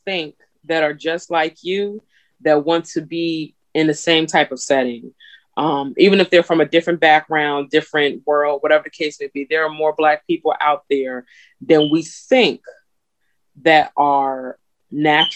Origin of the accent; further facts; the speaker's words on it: New Jersey, United States; I'm from Jersey, but my family's from the South.